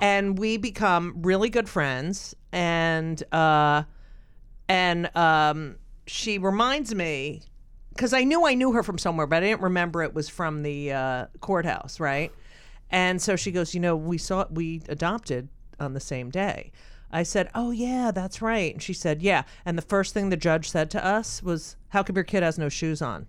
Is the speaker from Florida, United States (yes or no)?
no; Clark, New Jersey, United States; born or raised there; moved away